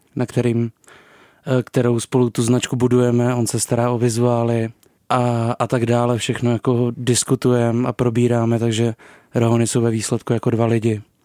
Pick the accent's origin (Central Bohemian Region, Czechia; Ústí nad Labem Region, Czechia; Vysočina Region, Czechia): Vysočina Region, Czechia; also born or lived in Ostrava; pocházím z Vysočiny